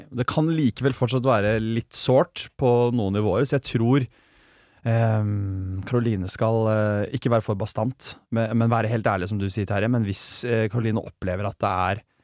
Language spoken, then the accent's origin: Norwegian; Germany; now in Norway; jeg er tysk